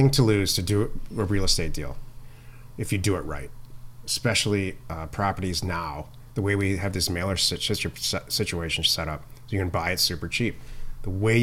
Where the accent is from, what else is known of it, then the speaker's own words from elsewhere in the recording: Midwest, United States; I'm from the Midwest